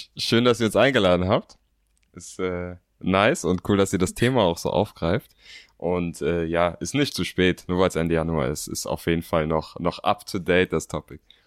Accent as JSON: {"language": "German", "region": "Berlin", "country": "Germany", "said": "Ich bin 27 Jahre alt, bin Berliner und bin Co-Founder der Motivation Bros."}